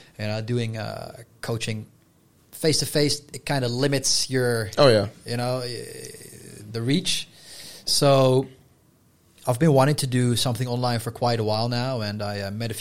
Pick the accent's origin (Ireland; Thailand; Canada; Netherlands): Netherlands; first language Dutch; English is a second language; Because in Dutch, if you know, we say we're from Holland, and you are a Hollander